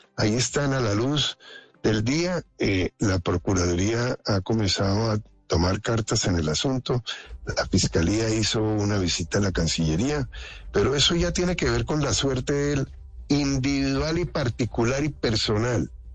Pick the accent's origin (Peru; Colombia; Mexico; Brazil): Colombia; como colombianos